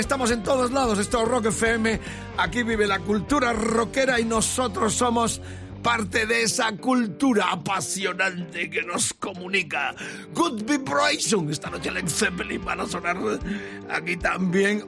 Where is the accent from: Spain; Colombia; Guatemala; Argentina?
Spain